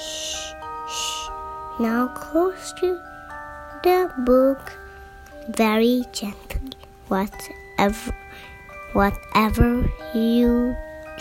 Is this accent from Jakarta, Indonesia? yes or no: yes; Jakarta, Indonesia; my Jakarta, my hometown